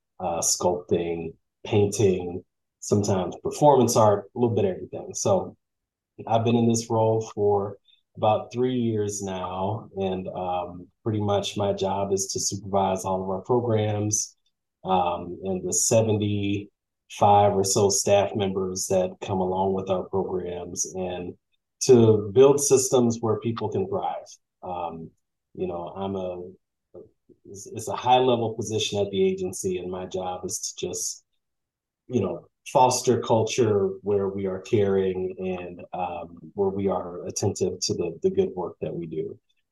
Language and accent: English; St. Louis, Missouri, United States; I'm from St. Louis, Missouri